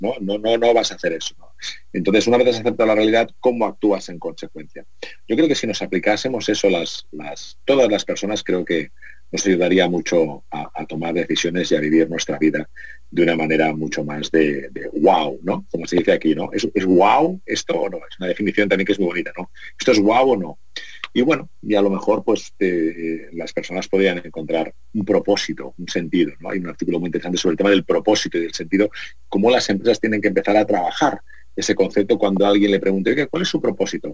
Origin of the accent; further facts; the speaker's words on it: Spain; que somos latinos, españoles